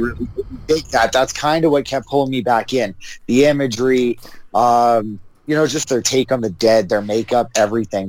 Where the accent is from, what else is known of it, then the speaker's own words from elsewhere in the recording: Canada; so sick of being Canadian